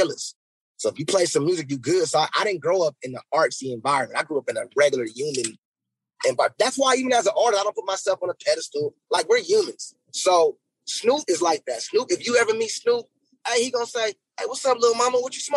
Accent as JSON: {"language": "English", "town": "Los Angeles", "region": "California", "country": "United States", "tie": "born or raised there", "said": "I'm from South Central"}